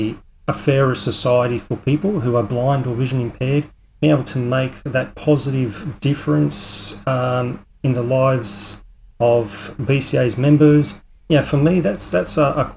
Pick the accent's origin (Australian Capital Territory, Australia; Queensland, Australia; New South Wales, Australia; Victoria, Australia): New South Wales, Australia; Sydney; moved away as an adult; now in Coffs Harbour, Australia; I grew up in Sydney, and it was only about 8 years ago, or actually 7 years ago to be exact, that we left Sydney and made the big change up here to Coffs Harbour.